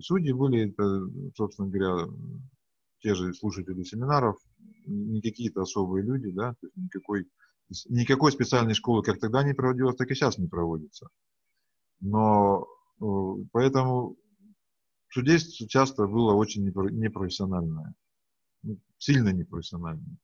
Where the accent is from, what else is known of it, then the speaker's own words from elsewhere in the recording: Yekaterinburg, Sverdlovsk Oblast, Russia; Я из Екатеринбурга